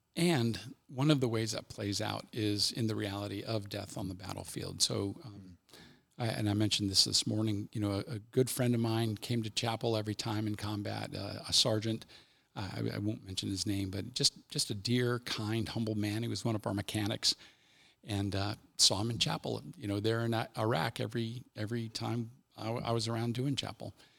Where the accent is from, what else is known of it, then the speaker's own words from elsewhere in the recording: Cincinnati, Ohio, United States; I'm from Cincinnati, this is my major